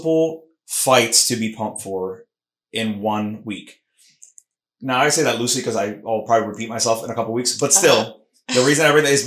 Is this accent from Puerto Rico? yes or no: yes; Puerto Rico; accent: Puerto Rican; my Puerto Rican accent mixing with the Mexican accent